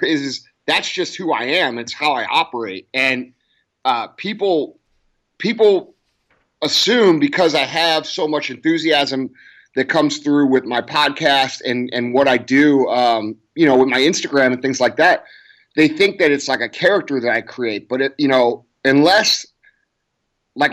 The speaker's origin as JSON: {"language": "English", "town": "St. Louis", "region": "Missouri", "country": "United States", "tie": "born or raised there", "said": "I grew up in St. Louis, Missouri, right outside St. Louis. And, I still live here"}